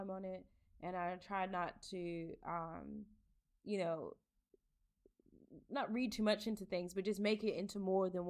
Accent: United States; born or raised there; moved away as an adult

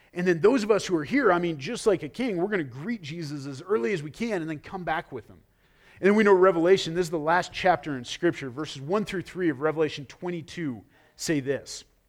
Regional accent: United States; I am proud to be an American.

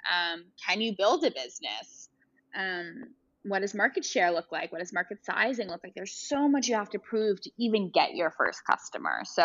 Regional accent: New York City, New York, United States; I grew up in Brooklyn, so I grew up in Cobble Hill

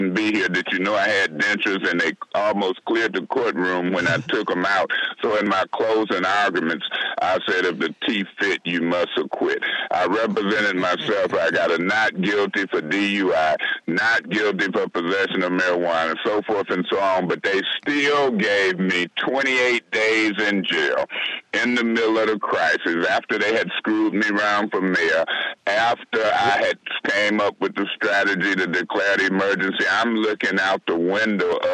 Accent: Flint, Michigan, United States; I was fixing to be the mayor of my hometown

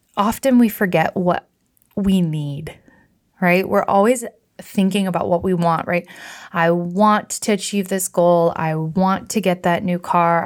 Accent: Michigan, United States; I rented a house up on Lake Michigan the most mystical, magical, gorgeous, healing place that I've ever been in my home state.

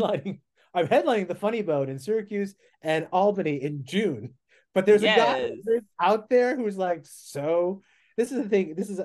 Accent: Philippines; but then I'm a very specific look, right? I'm Filipino.

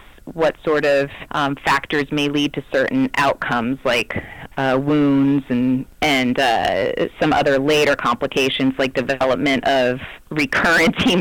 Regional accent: the East, United States; moved away as an adult; now in Arizona, United States; I grew up in the East, in a place where we did not have any snakes.

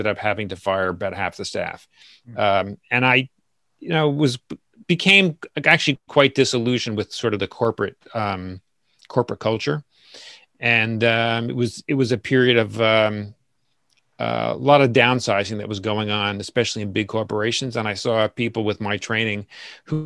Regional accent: Asbury Park, New Jersey, United States; now in New York City, United States; Born and raised in Asbury Park, New Jersey

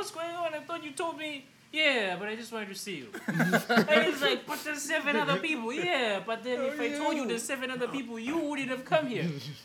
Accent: Eswatini; I grew up in Swaziland

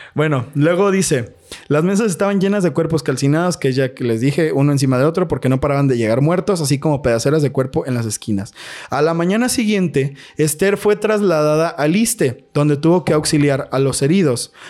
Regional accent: Mexico; como mexicano

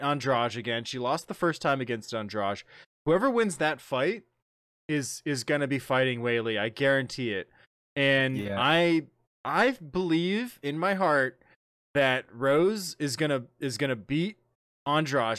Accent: Ohio, United States; Columbus, Ohio, my home state

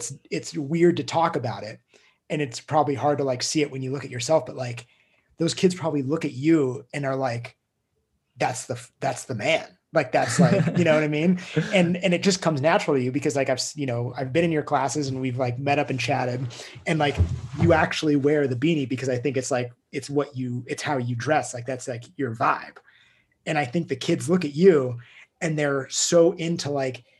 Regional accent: United States; I grew up in Tahoe skiing.

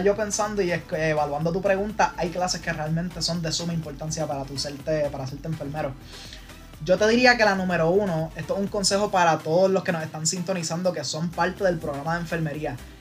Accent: Trujillo Alto, Puerto Rico; moved away as an adult; yo llegué para la Católica, vine de Trujillo Alto

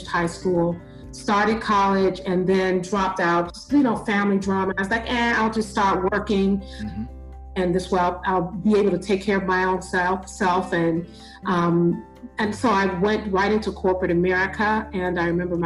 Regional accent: Chicago, Illinois, United States; moved away; also born or lived in Bellwood, Illinois / San Diego; I'm originally born and raised in Chicago

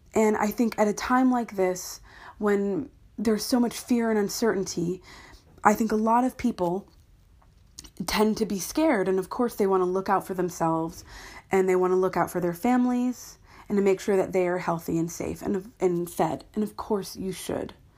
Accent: United States; now in London, United Kingdom; I am an American living in London

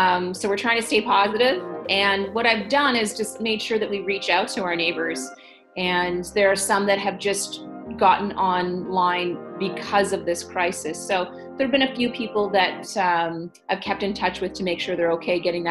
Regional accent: Kingston, Ontario, Canada; born and raised in Kingston

